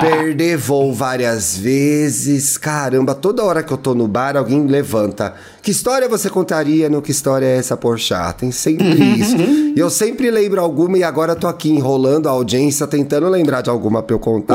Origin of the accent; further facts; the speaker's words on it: Brazil; a gente é brasileira